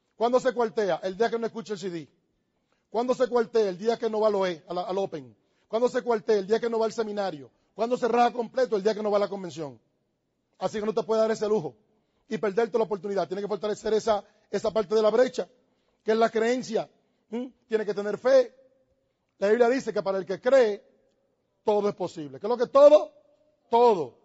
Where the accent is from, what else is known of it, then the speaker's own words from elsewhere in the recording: Dominican Republic; Yo tengo que estar pensando si yo soy dominicano. Yo soy dominicano